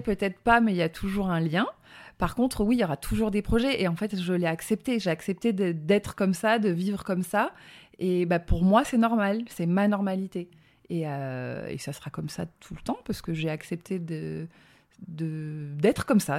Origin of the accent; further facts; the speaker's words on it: Drôme, Auvergne-Rhône-Alpes, France; accent: petit accent (southern); also born or lived in Bourgoin-Jallieu, Isère; j'ai grandi dans le sud de la France, dans la Drôme, donc d'où le petit accent